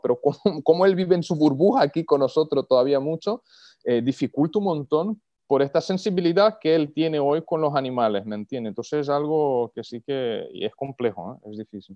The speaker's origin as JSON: {"language": "Spanish", "country": "Brazil", "said": "yo soy brasileño"}